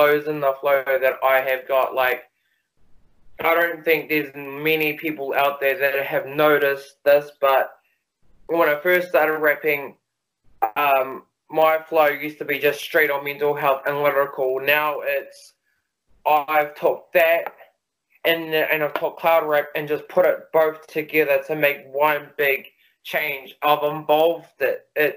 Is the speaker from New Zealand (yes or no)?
yes; New Zealand; I'm born in New Zealand, and I live in New Zealand, and I've lived in New Zealand all my life